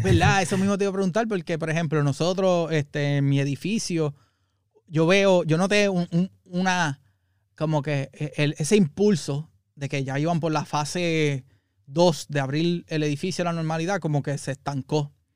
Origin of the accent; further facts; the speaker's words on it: Puerto Rico; moved away; nosotros como puertorriqueños